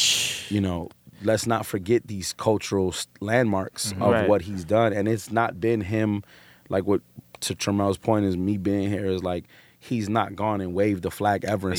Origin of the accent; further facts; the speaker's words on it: New York City, New York, United States; I'm a nigga from Brooklyn.